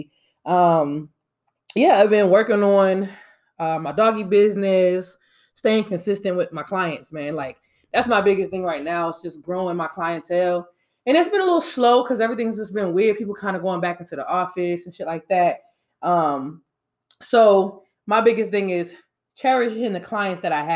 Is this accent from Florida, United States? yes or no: yes; Panama City Beach, Florida, United States; now in Atlanta, United States; I was raised in Florida, too, in Panama City Beach.